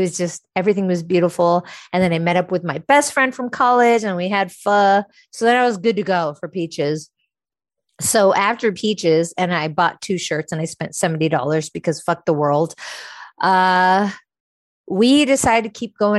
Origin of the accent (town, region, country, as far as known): San Francisco, California, United States; born or raised there; moved away